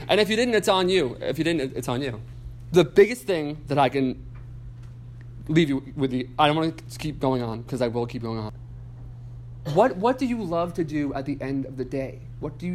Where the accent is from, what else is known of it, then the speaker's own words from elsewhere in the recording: Pennsylvania, United States; I'm from Pennsylvania